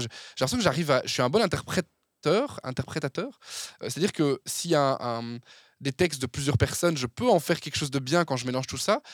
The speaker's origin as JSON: {"language": "French", "town": "Verviers", "region": "Wallonia", "country": "Belgium", "moved": "as an adult", "lives_now": "Brussels, Belgium", "said": "Je suis originaire de la région de Verviers de base. Euh, mais je suis installé à Bruxelles depuis une dizaine d'années"}